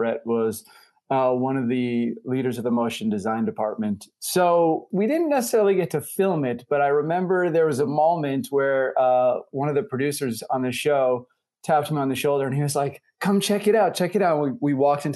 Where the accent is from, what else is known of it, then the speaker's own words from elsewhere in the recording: New York, United States; moved away as an adult; also born or lived in Los Angeles; now in Chicago, United States; I'm from New York originally, graduated from NYU Film School, and hightailed it over to Los Angeles for a decade